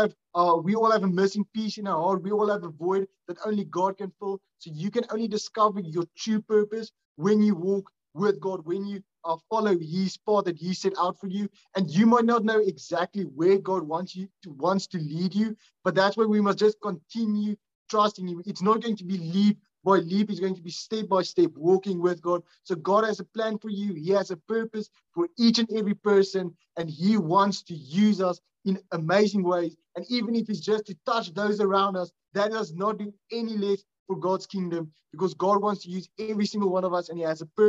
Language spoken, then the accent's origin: English; South Africa; Unfortunately, that's the only online payment method that we can do since we're from South Africa.